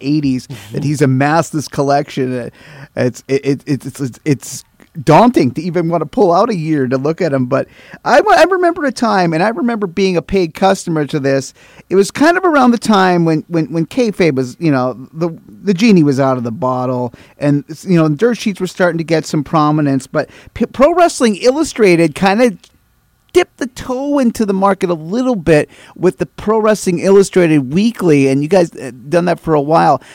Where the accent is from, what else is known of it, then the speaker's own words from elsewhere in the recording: Minnesota, United States; I live uh, in northwestern Minnesota. I actually my I grew up in a small town that was about 30 miles from the Canadian win, the Manitoba border.